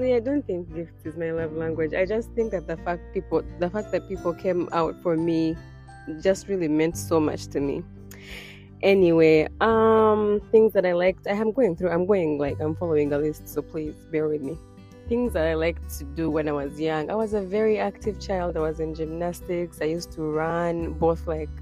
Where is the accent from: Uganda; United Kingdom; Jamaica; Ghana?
Uganda; Kampala, Central Region; now in United States; I was born and raised in Uganda, Kampala, Uganda. And I currently live in the United States.